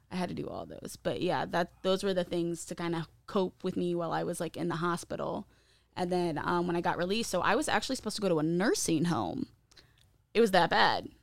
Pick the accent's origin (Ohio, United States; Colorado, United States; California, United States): Ohio, United States; Findlay; also born or lived in East Stroudsburg, Pennsylvania / Mount Pocono, Pennsylvania; I was born and raised in Findlay, Ohio.